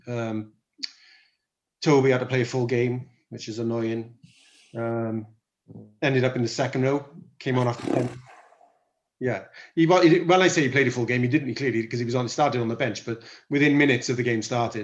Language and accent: English; Welsh, Wales, United Kingdom; we're both Welsh